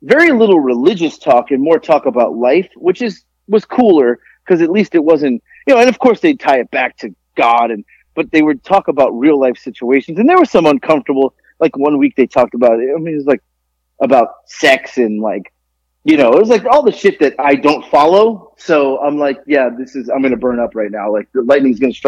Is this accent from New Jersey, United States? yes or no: no; South Florida, United States; moved away as an adult; now in Georgia, United States; growing up in South Florida, we have a melting pot of people